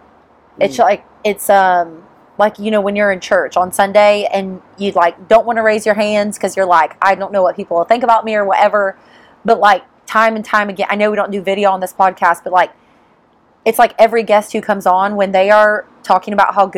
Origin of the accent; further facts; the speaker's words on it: Detroit, Michigan, United States; I'm not from here. I'm from Michigan, Detroit.